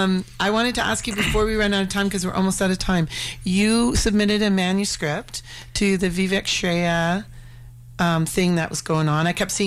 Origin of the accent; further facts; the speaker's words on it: Calgary, Alberta, Canada; also born or lived in Louisiana, United States; I moved from Louisiana to Calgary.